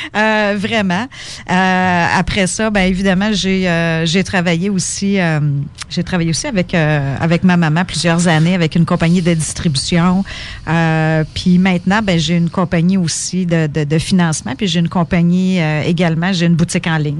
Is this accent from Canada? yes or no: yes; Quebec, Canada; also born or lived in Ontario; je suis québécoise, je suis québécoise